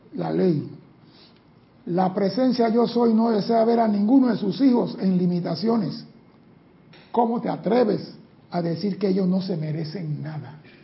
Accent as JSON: {"language": "Spanish", "country": "Panama", "said": "mi país"}